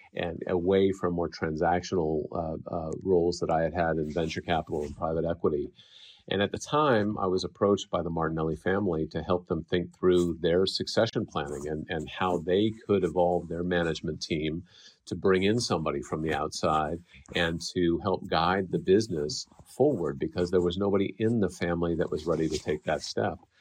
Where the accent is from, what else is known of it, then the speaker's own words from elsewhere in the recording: Bay Area, California, United States; also born or lived in Japan; growing up in the Bay Area